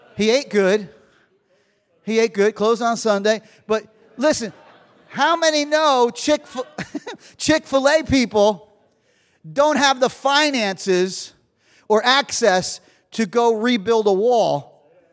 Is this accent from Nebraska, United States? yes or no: no; New Jersey, United States; I'm from Jersey